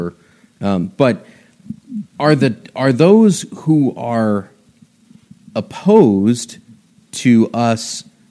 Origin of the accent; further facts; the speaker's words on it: United States; are American Catholics